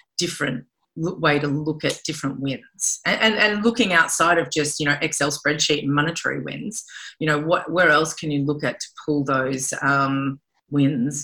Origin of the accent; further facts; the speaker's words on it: Australia; moved away; as an Australian